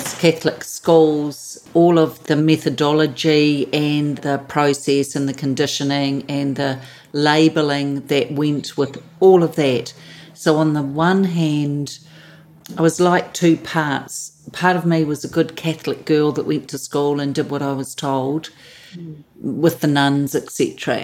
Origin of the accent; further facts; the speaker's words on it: Auckland, New Zealand; born and bred Kiwi in New Zealand, so Auckland, New Zealand.